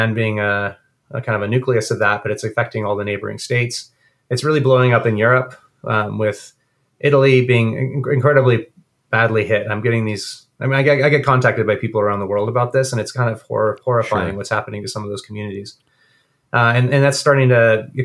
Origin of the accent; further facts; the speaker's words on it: Guatemala; moved away; I grew up in Guatemala during a civil war